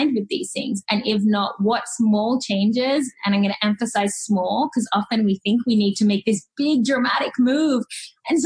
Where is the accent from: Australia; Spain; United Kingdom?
Australia; Sydney, New South Wales; moved away as an adult; now in Seattle, United States; I grew up in Australia